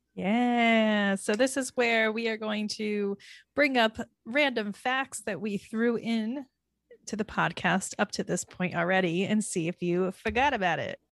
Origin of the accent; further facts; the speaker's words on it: Florida, United States; now in New York City, United States; I am from Florida.